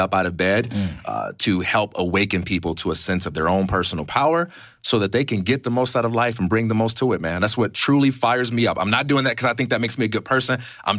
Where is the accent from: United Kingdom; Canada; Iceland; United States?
United States; Chicago, Illinois; I'm from Chicago, Illinois.